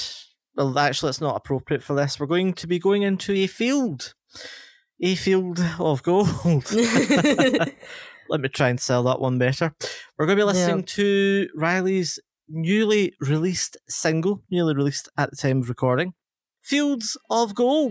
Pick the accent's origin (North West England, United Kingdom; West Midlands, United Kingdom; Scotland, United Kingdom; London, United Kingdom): Scotland, United Kingdom; I'll be the one sounding like I'm not from Scotland